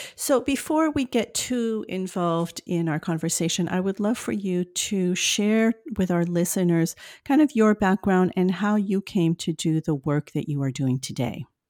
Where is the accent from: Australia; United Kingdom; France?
France; accent: French; my French accent